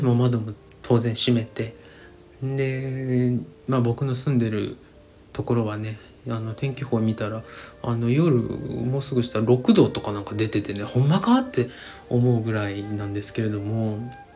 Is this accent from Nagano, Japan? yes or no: no; Hiroshima, Japan; 僕出身がね、ひ、 地元が広島